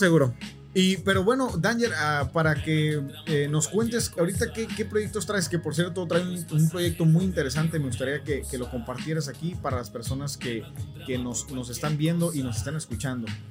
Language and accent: Spanish; Tijuana, Baja California, Mexico; nosotros eh, somos de Tijuana